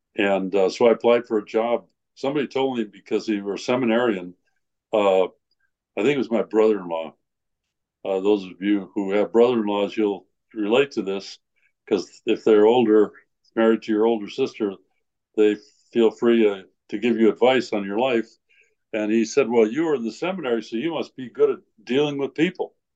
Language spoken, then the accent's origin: English; Iowa, United States; moved away as an adult; also born or lived in Innsbruck, Austria / Chile; I'm from Iowa